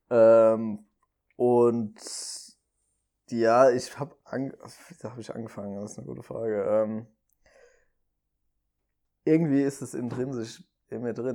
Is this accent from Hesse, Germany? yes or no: yes; Limburg, Hesse, Germany; Also ich komme ja ursprünglich aus Limburg.